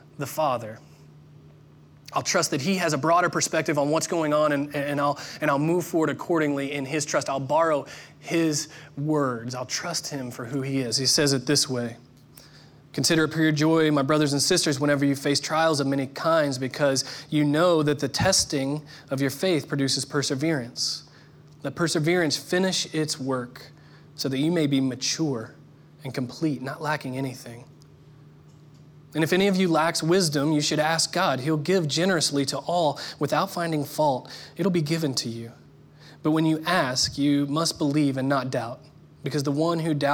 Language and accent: English; Indiana, United States; I'm from the Midwest, Indiana specifically